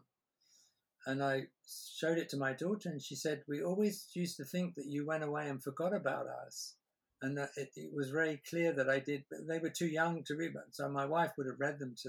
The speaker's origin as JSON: {"language": "English", "region": "England", "country": "United Kingdom", "said": "I'm English"}